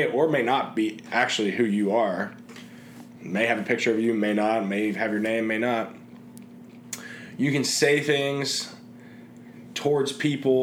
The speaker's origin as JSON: {"language": "English", "town": "Cincinnati", "region": "Ohio", "country": "United States", "tie": "born or raised there", "also_born_or_lived": "Indianapolis, Indiana", "moved": "as an adult", "said": "I've thoroughly enjoyed growing up in Cincinnati and have very fond memories"}